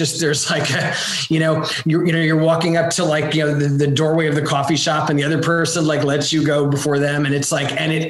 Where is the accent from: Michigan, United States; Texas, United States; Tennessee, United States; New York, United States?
New York, United States; suburban; moved away as an adult; also born or lived in Los Angeles / Boston; now in Bay St. Louis, United States; I grew up in New York, suburban New York, and you know, I've lived, you know, my whole adult life in LA.